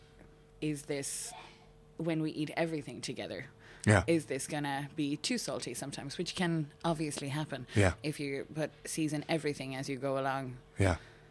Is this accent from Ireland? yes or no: yes; Navan, Leinster, Ireland; moved away as an adult; now in Stockholm, Sweden; I grew up in Navan, in Meath